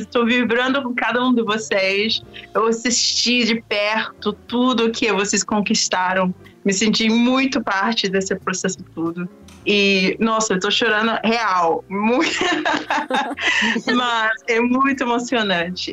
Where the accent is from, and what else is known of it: London, United Kingdom; born or raised there; moved away as an adult; also born or lived in Oxford, United Kingdom / Washington, D.C., United States / Peru